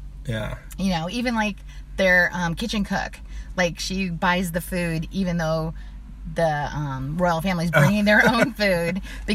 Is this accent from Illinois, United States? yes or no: yes; Springfield, Illinois, United States; moved away as an adult; also born or lived in Carbondale, Illinois / New Zealand / Samoa / Australia; now in California, United States; I grew up in Illinois.